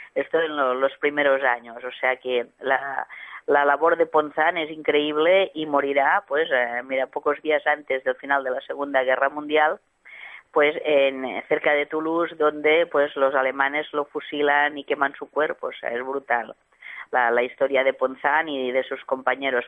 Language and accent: Spanish; L'Hospitalet de Llobregat, Catalonia, Spain; en Hospitalet, que es también mi, mi ciudad natal